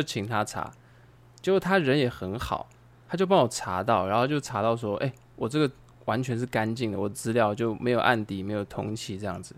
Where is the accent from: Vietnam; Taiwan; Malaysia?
Taiwan; also born or lived in China; 其实我们台湾人在外面